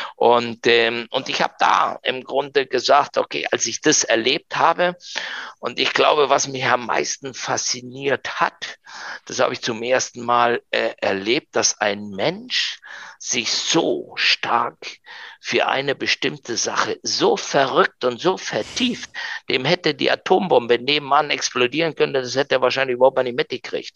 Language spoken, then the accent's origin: German; Argentina; first language German and Spanish; moved away as an adult; now in Germany; einen äh, komischen Argentinier